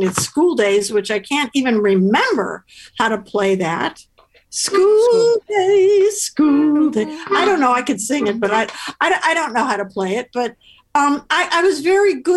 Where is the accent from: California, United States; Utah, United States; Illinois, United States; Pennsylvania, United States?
Illinois, United States; Chicago; I'm from Chicago